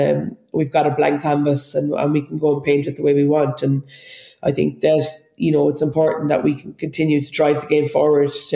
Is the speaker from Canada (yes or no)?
no; Ireland; we're so Irish